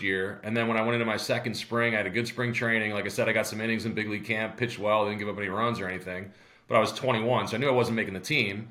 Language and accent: English; Syracuse, New York, United States; I come back to Syracuse, not to bury my hometown